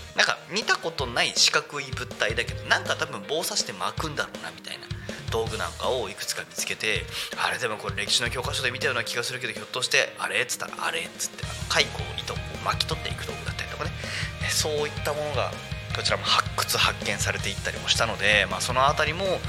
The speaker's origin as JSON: {"language": "Japanese", "town": "Yokohama", "region": "Kanagawa", "country": "Japan", "tie": "born or raised there", "moved": "as an adult", "lives_now": "Tako, Japan", "said": "私なんかもともとね生まれ育ちが横浜ですから"}